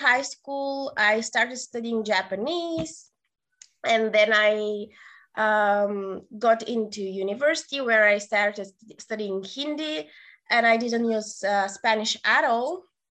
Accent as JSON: {"language": "English", "town": "Sofia", "region": "Sofia City", "country": "Bulgaria", "second_language": "English", "said": "I'm from Sofia, Bulgaria"}